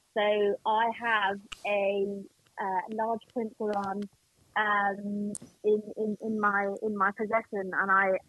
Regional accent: Pakistan; you can tell that I'm blind, and like, you know, that I'm Pakistani and that I'm a female

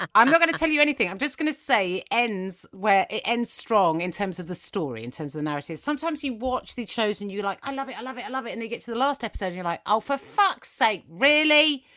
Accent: England, United Kingdom; English schools, which is, that's where I went. I was in England. I don't know if you can tell by my accent.

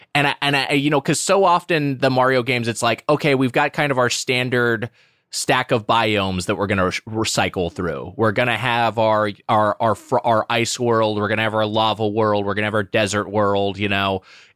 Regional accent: Southern California, United States; I'm from Southern California, like Matt.

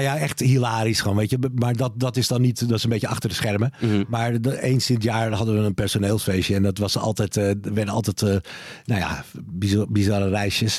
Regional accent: Bergen, North Holland, Netherlands; moved away; Ik woon er niet meer, hè? Maar ik ben daar wel eh, opgegroeid

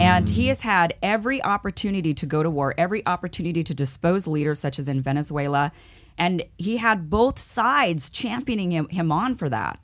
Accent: Idaho, United States; now in Los Angeles, United States; I grew up in Idaho, I'm from Idaho.

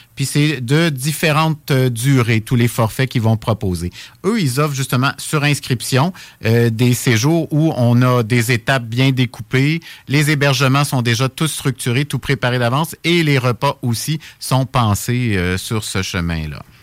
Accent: Laurentides, Quebec, Canada; je suis originaire de la région des Laurentides

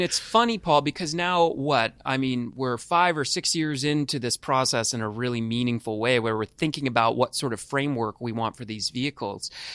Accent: California, United States; moved away; I'm from California originally

